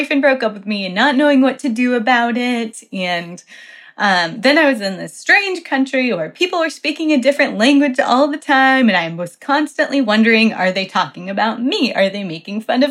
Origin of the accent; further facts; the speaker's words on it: Colorado, United States; moved away as an adult; also born or lived in Poland; my church where I grew up in Colorado supported JV missionaries.